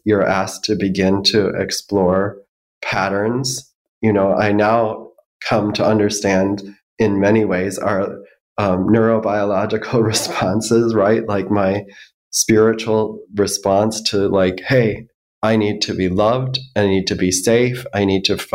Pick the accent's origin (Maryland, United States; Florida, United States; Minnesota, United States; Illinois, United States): Minnesota, United States; Minneapolis; I grew up in the Twin Cities